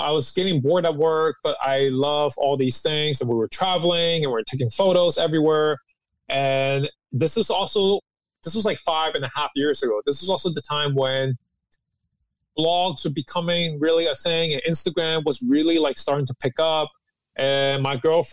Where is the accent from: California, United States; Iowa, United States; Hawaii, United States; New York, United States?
New York, United States; New York City; also born or lived in Hong Kong; I moved to New York City when I was 10